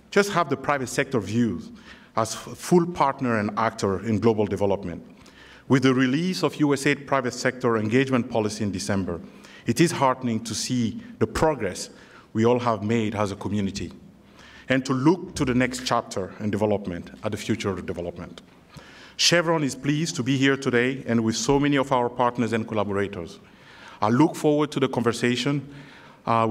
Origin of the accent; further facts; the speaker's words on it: Mali; moved away; I'm originally from Mali